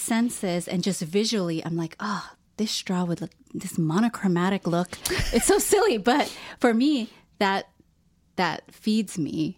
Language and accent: English; Philippines; I'm Filipino